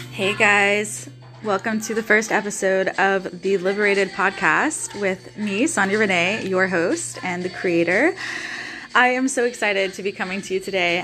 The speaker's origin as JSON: {"language": "English", "town": "Nashville", "region": "Tennessee", "country": "United States", "also_born_or_lived": "Los Angeles, California", "moved": "as an adult", "lives_now": "Australia", "said": "I am originally from Nashville, Tennessee"}